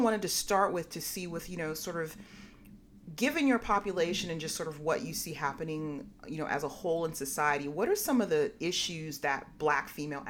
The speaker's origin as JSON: {"language": "English", "town": "Berkeley", "region": "California", "country": "United States", "tie": "born or raised there", "said": "I grew up in Berkeley."}